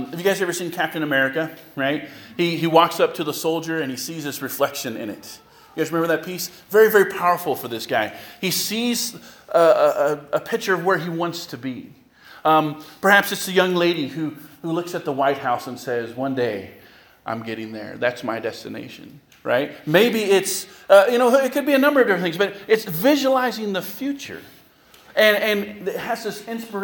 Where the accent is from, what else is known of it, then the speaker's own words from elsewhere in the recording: California, United States; moved away as an adult; now in Lorain, United States; I'm from California